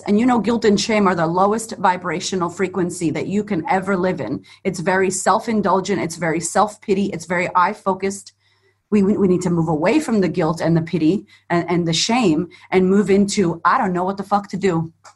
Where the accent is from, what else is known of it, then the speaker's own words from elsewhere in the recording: Boston, Massachusetts, United States; moved away as an adult; now in Melbourne, Australia; growing up in America, being from Boston, being Puerto Rican, growing up in the ghetto